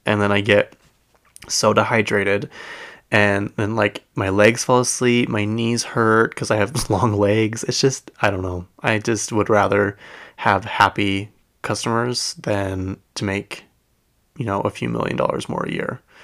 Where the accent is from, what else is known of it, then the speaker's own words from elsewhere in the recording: United States; we grew up in America